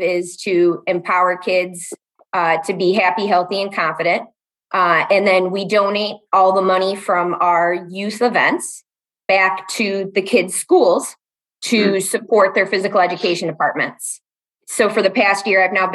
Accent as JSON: {"language": "English", "town": "Chicago", "region": "Illinois", "country": "United States", "moved": "as an adult", "lives_now": "Madison, United States", "said": "I'm originally from the south suburbs of Chicago. About 6-7 years ago, knocked some sense in myself and brought myself up to Madison, Wisconsin."}